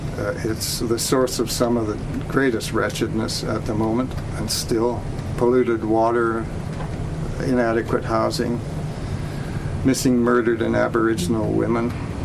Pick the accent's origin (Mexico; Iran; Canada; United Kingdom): Canada